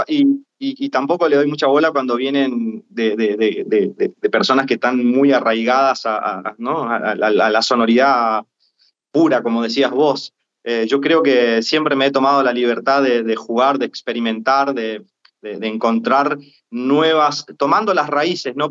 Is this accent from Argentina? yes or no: yes; Corrientes, Argentina; moved away; al no ser el chamamecero ortodoxo siendo correntino, en mi provincia la verdad que mm. yo no, no trabajo